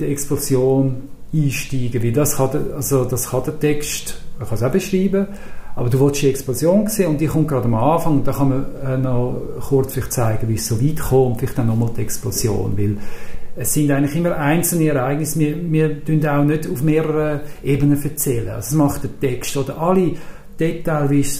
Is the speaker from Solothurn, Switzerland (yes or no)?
no; Zürich, Switzerland; Und da habe ich halt als Zürcher gewusst, das interessiert.